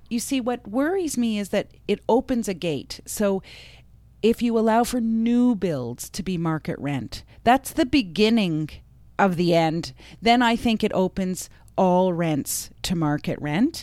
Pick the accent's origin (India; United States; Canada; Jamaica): Canada; I grew up in Canada